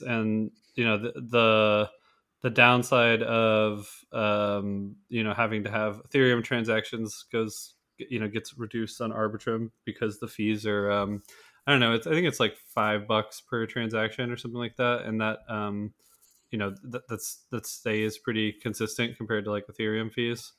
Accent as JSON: {"language": "English", "country": "United States", "said": "as an American citizen"}